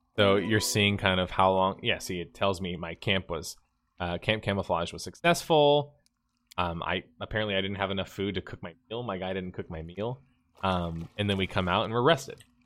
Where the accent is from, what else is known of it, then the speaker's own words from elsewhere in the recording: the South, United States; I'm from the South, too